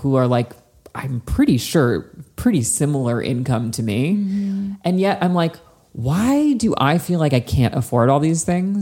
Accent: New Jersey, United States; growing up in New Jersey

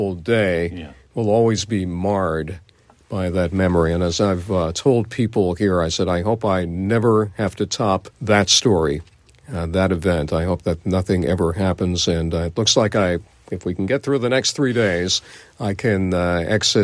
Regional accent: New York City, New York, United States; as a New Yorker

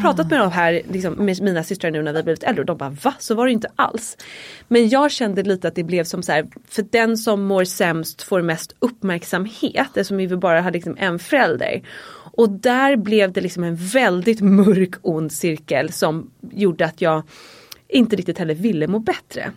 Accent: Dalarö, Stockholm County, Sweden; jag är uppvuxen ute på Dalarö, ett väldigt litet samhälle utanför stan. Typ en 40 minuter från city här i Stockholm

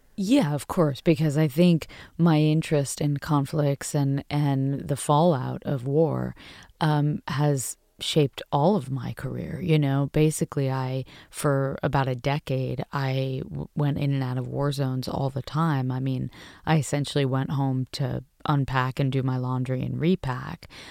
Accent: United States; I was proud to be American

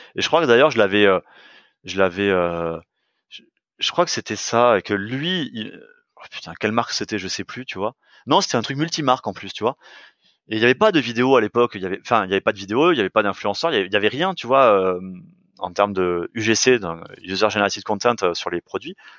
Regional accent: France; on est français

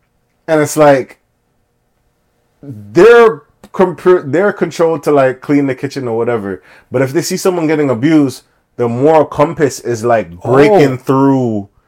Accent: Scarborough, Ontario, Canada; yeah, I'm from Scarborough.

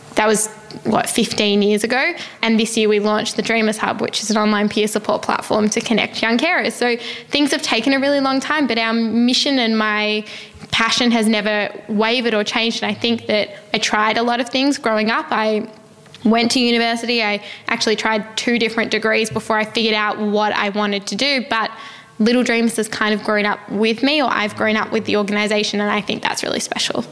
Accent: Melbourne, Victoria, Australia; I grew up in Melbourne in Australia

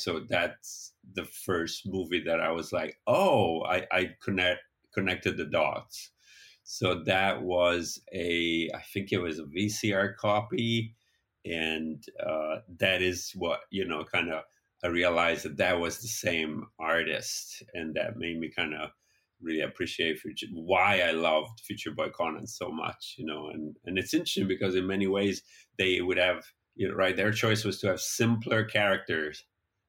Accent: Italy; moved away; So I grew up in Italy in the 80s

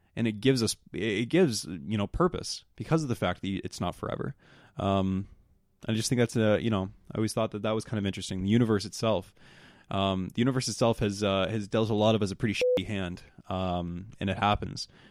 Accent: the Maritimes, Canada; I'm from the Maritimes

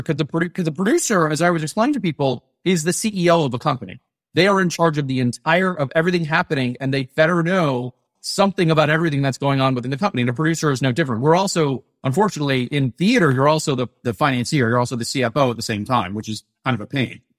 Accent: Atlanta, Georgia, United States; I grew up in Atlanta

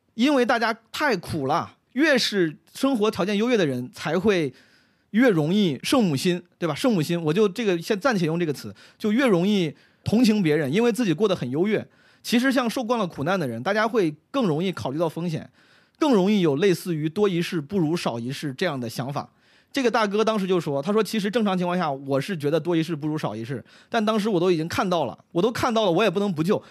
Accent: Henan, China; now in Beijing, China; 我们河南人很多这种傻子

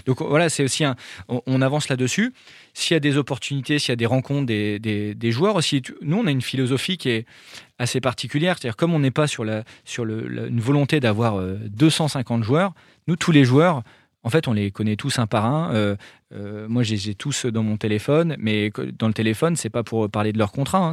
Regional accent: France; je suis français et qu'on est basé dans le nord de la France

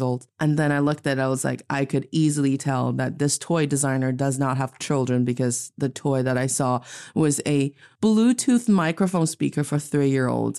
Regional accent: Northeast China, China; now in Beijing, China; I am from the beautiful, also northeast part of China, and I'm speaking to all of you today in Beijing, China.

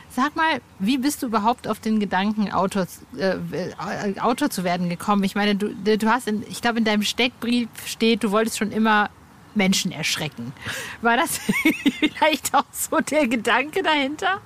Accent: Hövelhof, North Rhine-Westphalia, Germany; moved away; Ich bin ja im Kreis Paderborn aufgewachsen

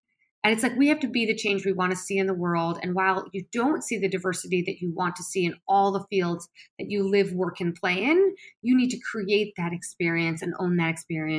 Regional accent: United States; I was born in America.

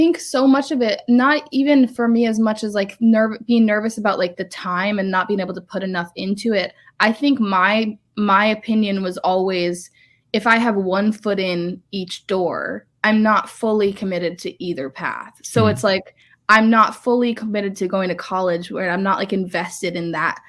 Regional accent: Massachusetts, United States; Yeah. I mean, honestly, I grew up in Massachusetts, and I'm really lucky

